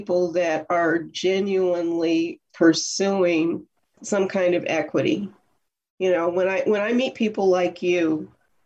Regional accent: Phoenix, Arizona, United States; also born or lived in Bay Area, California; I'm from Arizona. I'm from Phoenix.

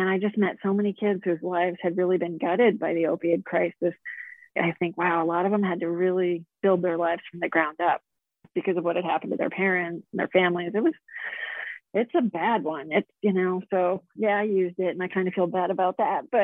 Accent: Connecticut, United States; now in Arizona, United States; I grew up in Connecticut and moved to Arizona.

